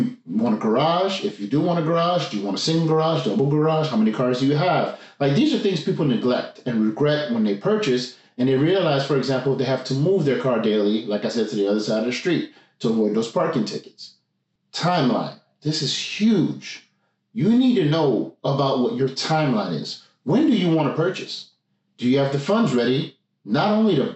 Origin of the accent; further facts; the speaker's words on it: Montreal, Quebec, Canada; now in Gatineau, Canada; I'm from Montreal, currently living in Gatineau